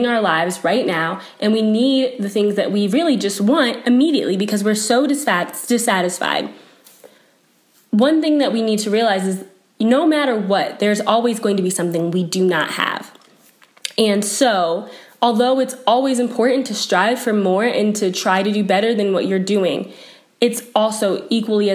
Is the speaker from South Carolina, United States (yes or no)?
yes; South Carolina, United States; now in Boulder, United States; I was from South Carolina and I didn't really have that many winter clothes